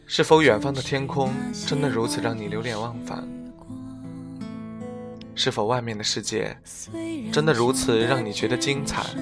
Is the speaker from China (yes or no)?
yes; northern China, China; 我生于北方的一个普通的小县城